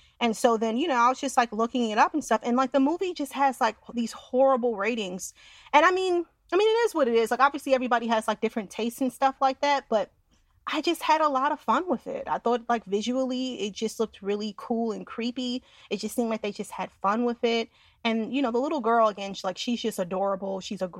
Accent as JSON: {"language": "English", "area": "Westchester", "region": "New York", "country": "United States", "said": "I'm from Westchester."}